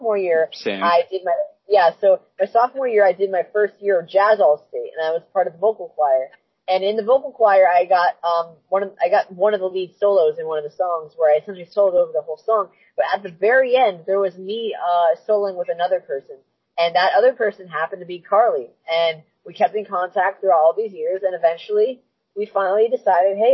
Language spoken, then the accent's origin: English; New Hampshire, United States; also born or lived in Albuquerque, New Mexico / South Carolina; growing up in first 6 years of my life, I wasn't in New Hampshire. Three was in New Mexico. Three was in South Carolina. But after